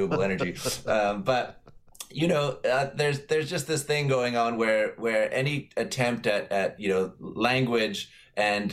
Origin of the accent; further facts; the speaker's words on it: Edmonton, Alberta, Canada; I grew up in Alberta. I'm an Edmonton boy